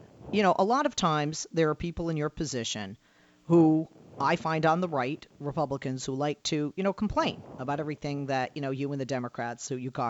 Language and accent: English; Massachusetts, United States; I spent many a great summer growing up in Massachusetts.